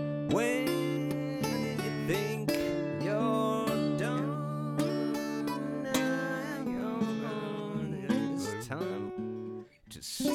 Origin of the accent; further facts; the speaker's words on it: Louisiana, United States; I'm from Louisiana. My mama's from Louisiana. A lot of people from Louisiana.